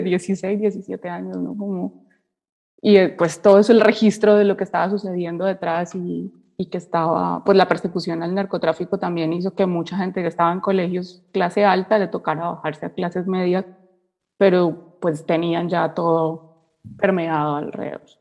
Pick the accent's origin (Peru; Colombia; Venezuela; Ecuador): Colombia; Cali, Valle del Cauca; moved away as an adult; now in Germany; soy de Cali, estoy en Alemania hace dos años